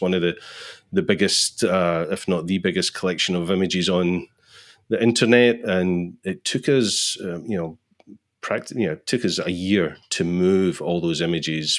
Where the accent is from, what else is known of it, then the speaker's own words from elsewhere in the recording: Scotland, United Kingdom; I'm from Scotland